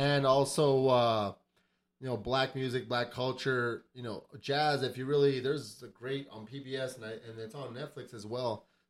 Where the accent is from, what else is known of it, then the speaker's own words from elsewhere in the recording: El Paso, Texas, United States; I grew up in Southside El Paso